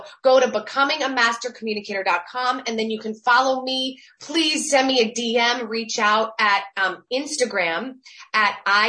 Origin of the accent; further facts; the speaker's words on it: New Jersey, United States; I'm really from New Jersey, literally just miles from where the storyline takes place.